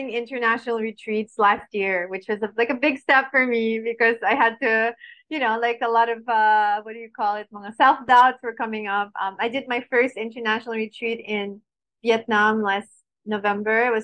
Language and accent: English; Baguio, Cordillera Administrative Region, Philippines; born there; And I was born in Baguio, by the way.